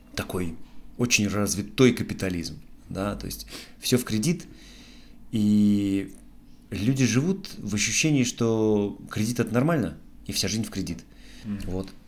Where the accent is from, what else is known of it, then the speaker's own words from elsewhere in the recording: Tolyatti, Samara Oblast, Russia; moved away as an adult; also born or lived in Canada; now in Montenegro; я родился в Тольятти, жил в Шузовом всю свою осознанную жизнь, вот прям с детства, с глубокого